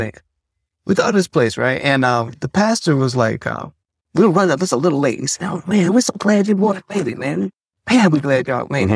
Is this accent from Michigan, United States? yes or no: yes; Detroit, Michigan, United States; moved away; also born or lived in Tulsa; I'm from Detroit